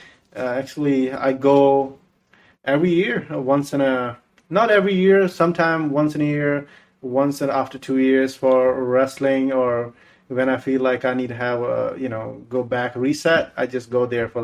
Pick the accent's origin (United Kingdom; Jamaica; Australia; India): India; English is a second language; now in Sacramento, United States; I'm from Sacramento, and I went to school here and a little college, some college, you can say that.